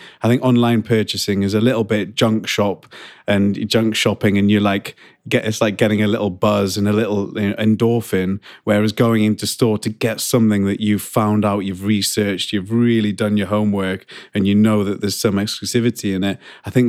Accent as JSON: {"language": "English", "country": "United Kingdom", "said": "people just joined the queue because we're British."}